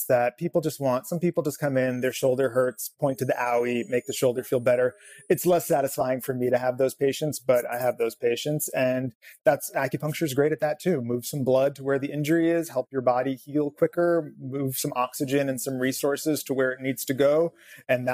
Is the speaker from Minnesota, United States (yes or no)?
no; Southern California, United States; I grew up here in Southern California.